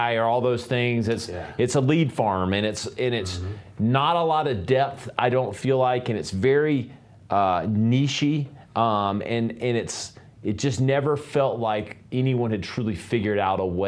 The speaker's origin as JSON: {"language": "English", "town": "Greenville", "region": "South Carolina", "country": "United States", "tie": "born or raised there", "said": "I grew up in Greenville, and so being a native Greenvillian"}